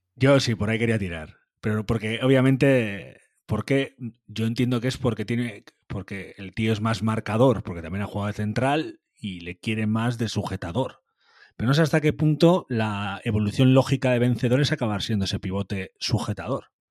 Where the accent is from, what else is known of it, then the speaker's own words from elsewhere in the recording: Basque Country, Spain; en eso somos muy vascos